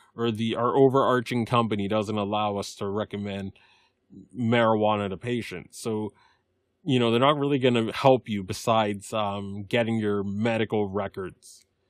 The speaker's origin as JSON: {"language": "English", "region": "Massachusetts", "country": "United States", "tie": "born or raised there", "said": "Massachusetts, my home state"}